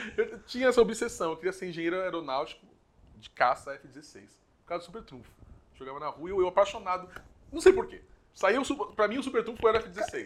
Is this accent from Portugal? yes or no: no; Guarulhos, São Paulo, Brazil; eu sou nascido e criado em Guarulhos, né? nessa cidade aqui.